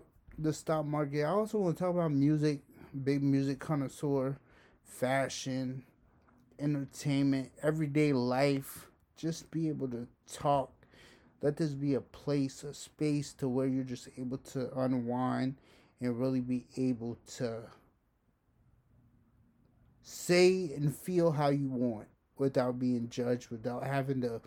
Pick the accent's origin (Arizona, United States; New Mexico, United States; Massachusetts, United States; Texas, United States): Massachusetts, United States; Somerville; Born and raised in Somerville, been here my whole life.